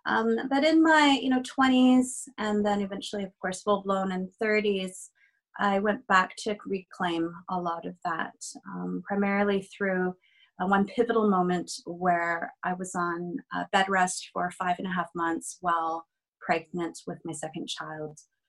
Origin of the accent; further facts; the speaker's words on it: British Columbia, Canada; I am Chinese Taiwanese, and I am also Canadian. I reside in Vancouver